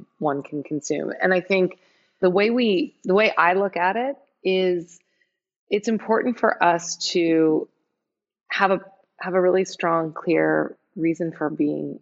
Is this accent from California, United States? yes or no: yes; San Francisco, California, United States; I'm from San Francisco, I live in San Francisco